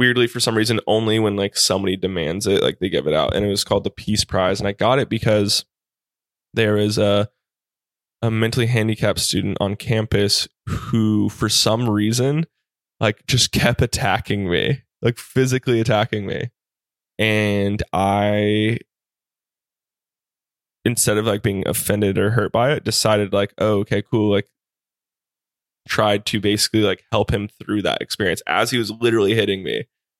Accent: Hawaii, United States; But growing up in Hawaii, like all of my teachers were Japanese.

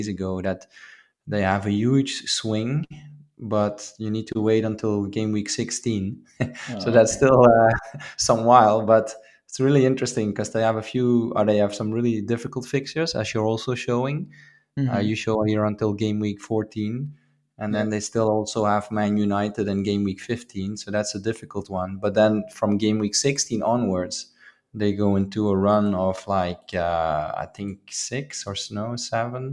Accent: Maastricht, Limburg, Netherlands; my hometown team, MVV Maastricht

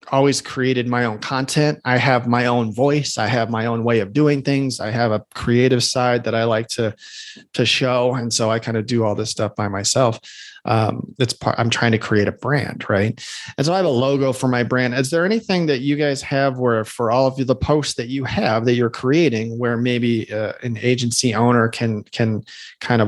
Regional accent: Chicago, Illinois, United States; I'm from Chicago

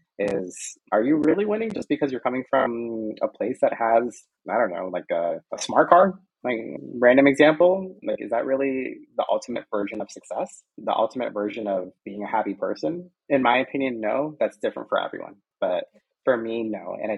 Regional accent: United States; And but I still kind of like am aligned in that way because I'm American.

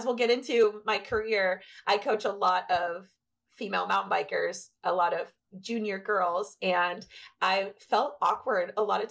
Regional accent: Washington, United States; also born or lived in Texas; I was actually born and raised here in Washington

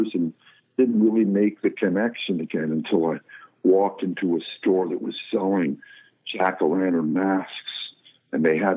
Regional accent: East Coast, United States; I'm from the East Coast

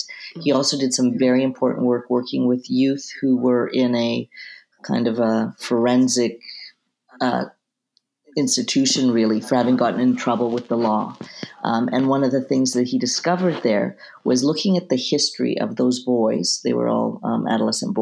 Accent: Vancouver, British Columbia, Canada; moved away; also born or lived in Jerusalem; I'm originally from Vancouver, Canada

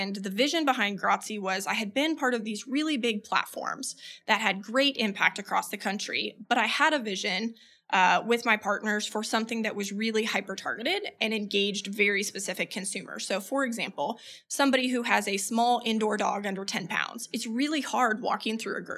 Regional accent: Philippines; moved away as an adult; So I was born and raised in the Philippines. My parents were missionaries. They met overseas. My siblings and I were all born there. So I lived there till I was 18

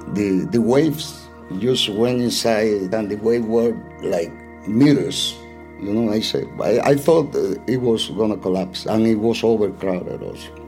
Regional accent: Cuba; moved away as an adult; also born or lived in Atlanta, United States

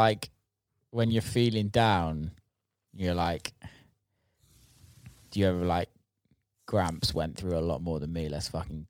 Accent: England, United Kingdom; moved away; I'm English, of course.

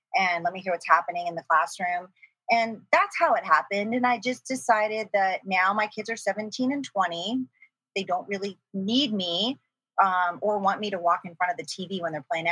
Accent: Gresham, Oregon, United States; also born or lived in Pennsylvania / Portland, Oregon; So I grew up in Gresham, Oregon. It was a small town back then in the 70s when we moved there from Pennsylvania.

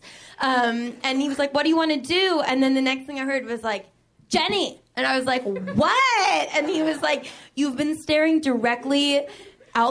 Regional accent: Boston, Massachusetts, United States; I am from Boston

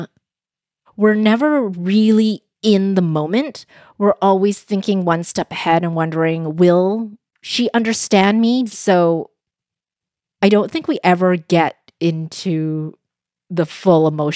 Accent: Vancouver, British Columbia, Canada; first language Cantonese; was born in Vancouver, in Canada, to a mom from Hong Kong and my dad from China. When I was young, I was in Vancouver's Chinatown.

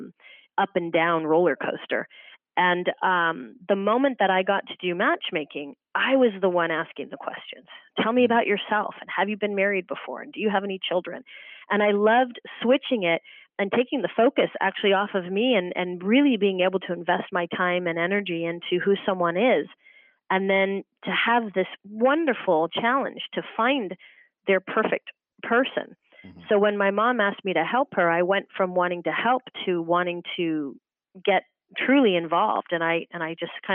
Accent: Marin County, California, United States; moved away; also born or lived in Los Angeles; I was born and raised in Marin County, which is kind of on the water there, Sausalito and Tiburon

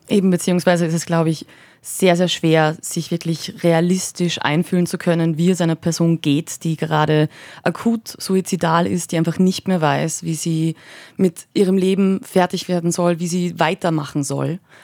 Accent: Upper Austria, Austria; als Oberösterreicherin

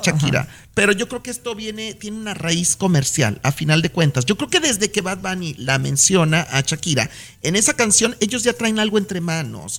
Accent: Mexico; now in United States; como mexicano

